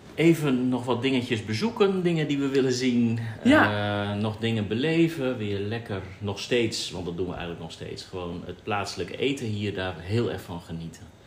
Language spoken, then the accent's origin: Dutch; Netherlands; now in Bali, Indonesia; als Nederlanders